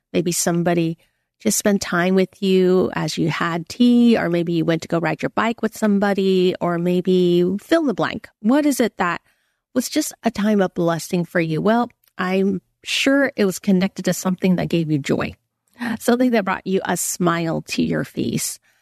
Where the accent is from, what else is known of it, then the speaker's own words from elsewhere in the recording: United States; I'm Chinese American